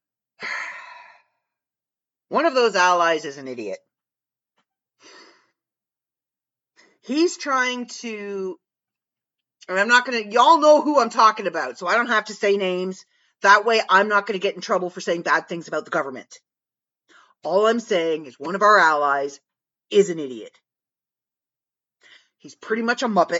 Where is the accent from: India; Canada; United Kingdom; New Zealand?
Canada; we are Canadian and we say sorry for everything